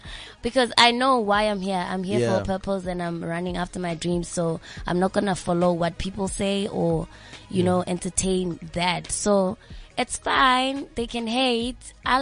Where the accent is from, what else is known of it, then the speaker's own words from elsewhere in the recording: Mahikeng, North West, South Africa; because I grew up in Mafikeng, I grew up listening to a lot of … because we come from the same hood.